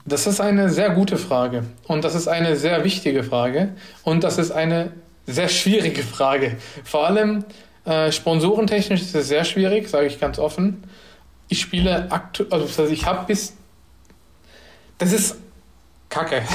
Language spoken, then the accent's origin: German; Lower Franconia, Bavaria, Germany; ich bin gebürtig aus Unterfranken, also aus Bayern